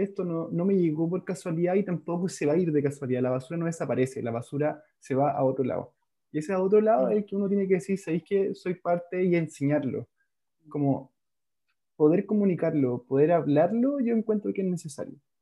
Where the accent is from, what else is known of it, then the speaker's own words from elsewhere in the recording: Calama, Antofagasta, Chile; now in Santiago, Chile; yo soy nortino, soy de Calama